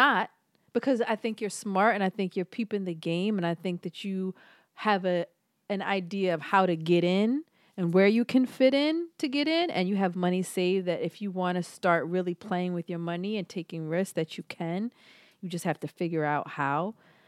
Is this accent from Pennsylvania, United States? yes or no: yes; Philadelphia, Pennsylvania, United States; But again, I'm from Philly